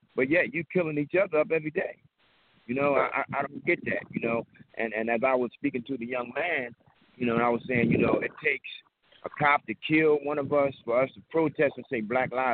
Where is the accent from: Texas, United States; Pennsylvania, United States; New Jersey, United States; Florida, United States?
Pennsylvania, United States; Philadelphia; we come up from Hoop Street. And Hoop Street was a gang that we fought everybody in West Philadelphia.